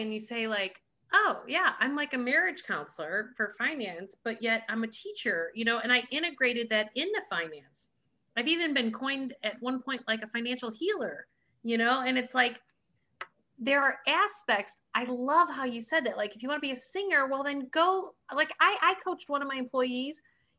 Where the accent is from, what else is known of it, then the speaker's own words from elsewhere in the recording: Ireland; We're Irish, though.